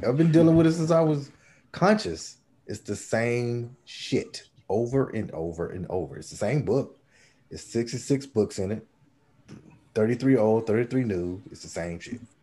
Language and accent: English; Red Springs, North Carolina, United States; I'm from Red Springs.